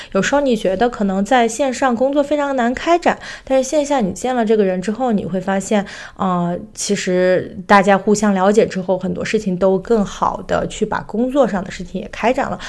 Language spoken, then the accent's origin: Chinese; China; now in United States; 作为中国人